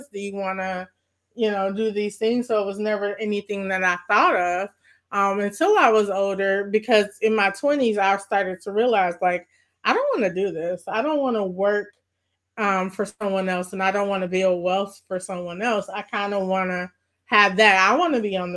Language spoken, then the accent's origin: English; Maywood, Illinois, United States; growing up in Maywood